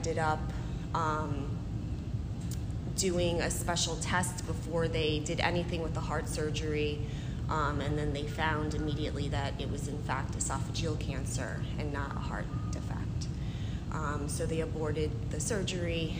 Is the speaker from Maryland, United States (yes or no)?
no; New York City, New York, United States; moved away as an adult; now in Albany, United States; I grew up in Brooklyn.